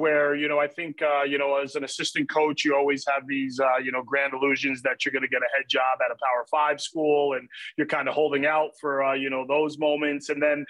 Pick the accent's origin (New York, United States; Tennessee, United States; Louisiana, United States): New York, United States; Poughkeepsie; you know, so I love that. And yeah, I mean, I grew up in Poughkeepsie, New York.